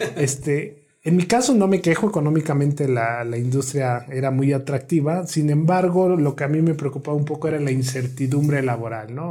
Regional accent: Morelos, Mexico; moved away as an adult; now in Morelia, Mexico; soy originario del estado de Morelos, el centro del país

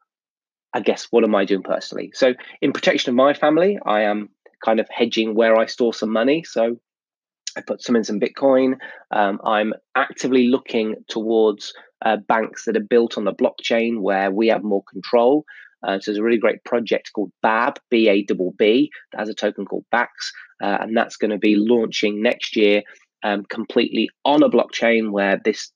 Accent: United Kingdom; I'm British, I'm in the UK

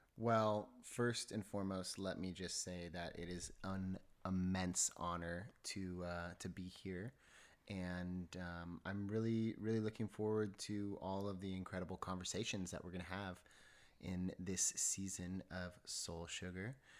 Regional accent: San Diego, California, United States; also born or lived in Los Angeles; I'm born and raised in Southern California. Um, I'm from San Diego originally

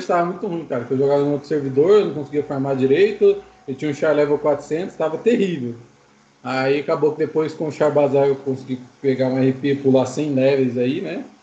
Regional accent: Maringá, Paraná, Brazil; eu sou de Maringá, no Paraná

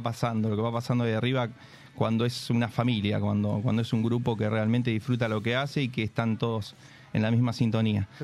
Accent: Santa Rosa, La Pampa, Argentina; moved away as an adult; soy de, La Pampa, soy del interior de Santa Rosa, vine hace ocho años

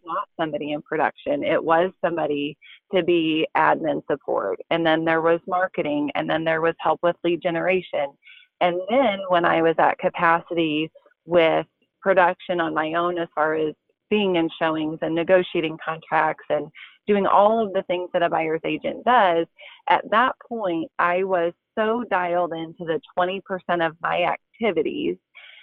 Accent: Nebraska, United States; moved away as an adult; now in Springfield, United States; I was born in Nebraska and moved to Springfield, Missouri to go to college and have stayed here

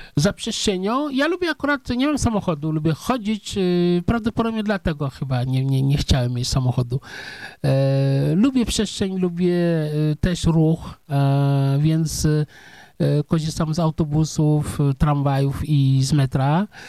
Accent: Senegal; Polish is a second language; moved away as an adult; now in Poland; ja się urodziłem w wiosce

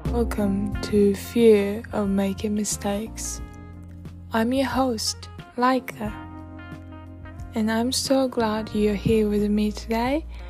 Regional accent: Tokyo, Japan; English is a second language; 私 は 東 京 生 ま れ 東 京 育 ち

